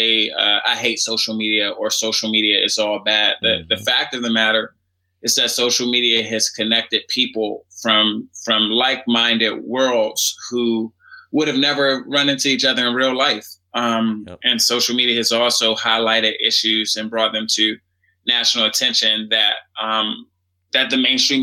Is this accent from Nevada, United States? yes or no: no; Washington, District of Columbia, United States; I grew up in Washington, D.C.